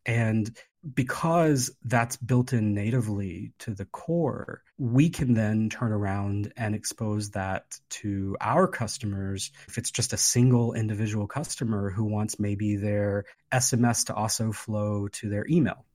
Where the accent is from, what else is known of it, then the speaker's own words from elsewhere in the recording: West Virginia, United States; now in Hawaii, United States; I grew up in West Virginia